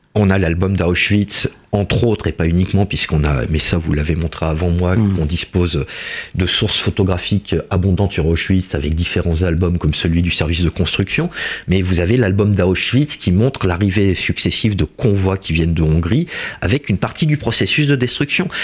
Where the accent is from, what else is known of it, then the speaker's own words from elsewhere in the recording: France; Nous sommes français